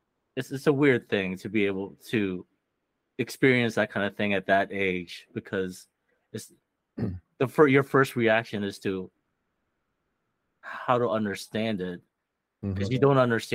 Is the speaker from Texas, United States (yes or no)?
no; Ohio, United States; as I grow up in Ohio, like my paleness and like it just contributes to the idea of me losing my Filipino identity.